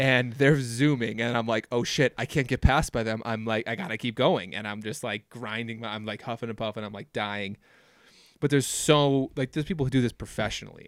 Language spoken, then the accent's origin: English; Minnesota, United States; now in Wyoming, United States; growing up in Minnesota, everybody has cabins